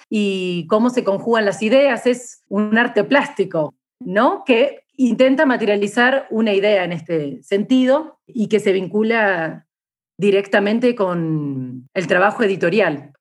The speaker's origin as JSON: {"language": "Spanish", "country": "Argentina", "moved": "yes", "lives_now": "Chiapas, Mexico", "said": "soy argentina"}